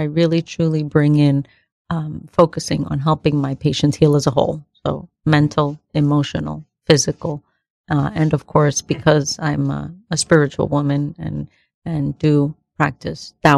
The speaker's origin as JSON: {"language": "English", "town": "New York City", "region": "New York", "country": "United States", "tie": "born or raised there", "said": "born in the Bronx, first generation, born here of Dominican parents"}